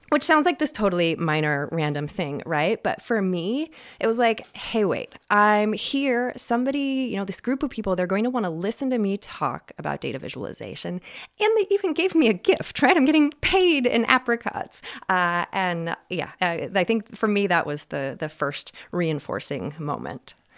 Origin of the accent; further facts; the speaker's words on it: Western Washington State, United States; also born or lived in Seattle; I grew up in Western Washington State, uh, in what turns out was, uh, sort of the boonies, uh, out in farmland